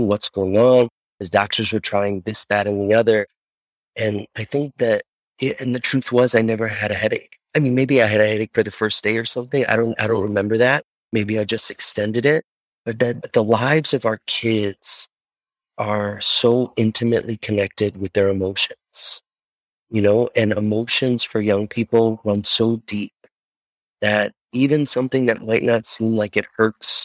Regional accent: Chicago, Illinois, United States; I'm from Chicago

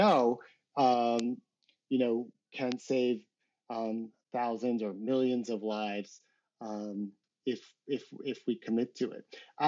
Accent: United States; I'm an American.

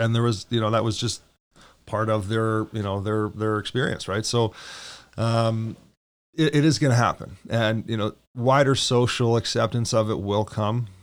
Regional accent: Edmonton, Alberta, Canada; I was born and raised in Edmonton

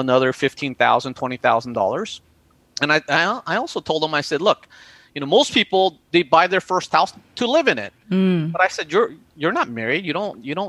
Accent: United States; you and me being Asian American

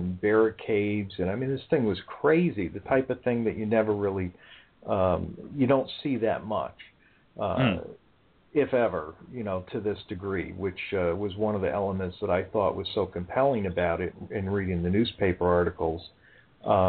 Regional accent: Bridgeport, Connecticut, United States; I was 10 years old at the time, growing up in Bridgeport

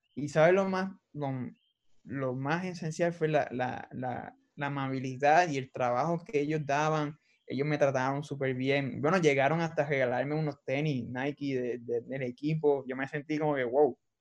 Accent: Arecibo, Puerto Rico; moved away as an adult; also born or lived in San Juan, Puerto Rico; now in Arizona, United States; Pues yo soy de Arecibo, Puerto Rico. Eh, yo nací en San Juan, pero nos criamos, yo toda mi, toda mi vida me crié en Arecibo, solo que soy arecibeño puro

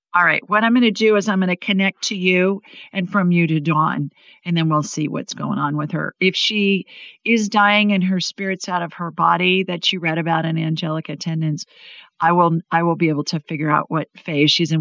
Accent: Ohio, United States; now in Alabama, United States; I grew up in Ohio, and when I was little, we used to get so worried if it wasn't going to snow

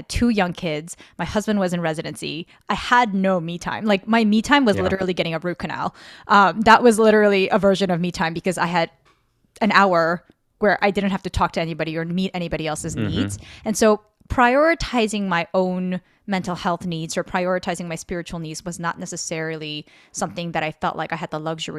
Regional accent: Guatemala; also born or lived in New Jersey; I said, I'm from New Jersey, but I grew up in Guatemala.

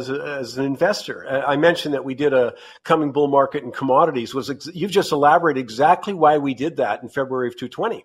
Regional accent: Canada; being a Canadian

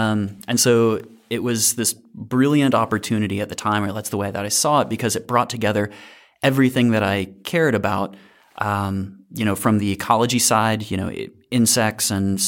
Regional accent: Alabama, United States; I grew up in North Alabama, though not Wisconsin, but in kind of this funny place that it's like North Alabama's, you know, covered in woods, but it also has a NASA installation in Huntsville, Alabama.

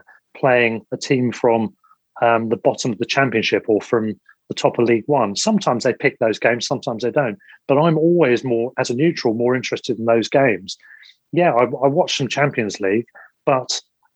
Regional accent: England, United Kingdom; we're English football fans

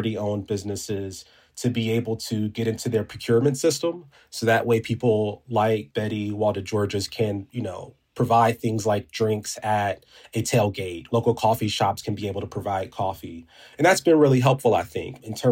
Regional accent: Inglewood, California, United States; my hometown

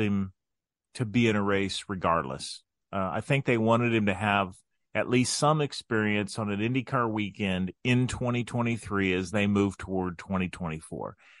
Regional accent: Crawfordsville, Indiana, United States; also born or lived in Frankfort, Indiana; growing up in Crawfordsville

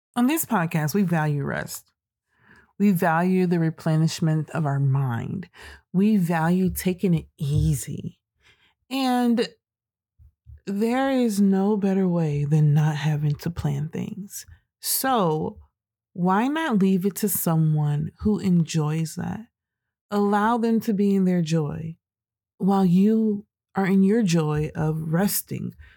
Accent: United States; as American citizens

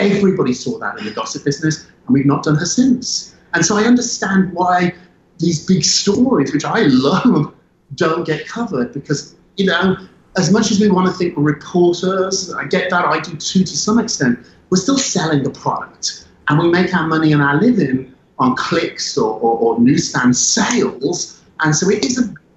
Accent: United Kingdom; moved away; I'm British. I went to school there. I grew up there.

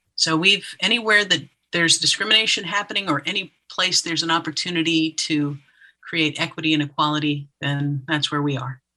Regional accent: Florida, United States; being a kid growing up in Florida

